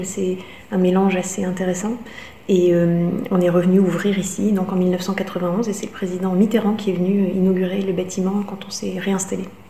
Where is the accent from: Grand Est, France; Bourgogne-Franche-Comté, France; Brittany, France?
Grand Est, France; Strasbourg; now in Riga, Latvia; je suis strasbourgeoise